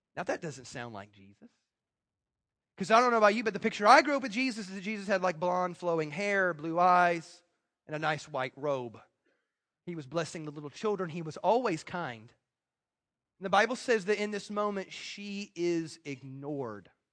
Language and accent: English; United States; I'm American